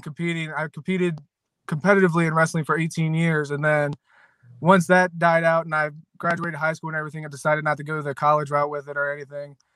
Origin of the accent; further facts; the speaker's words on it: Williamsport, Maryland, United States; I grew up in Maryland. I'm born and raised in Maryland, in Williamsport, Maryland. I've been here my whole life